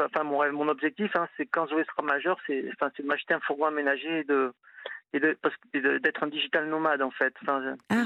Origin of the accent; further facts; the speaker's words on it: Toulouse, Occitania, France; moved away as an adult; now in Nantes, France; moi je suis toulousain, je suis venu à Nantes il y a 20 ans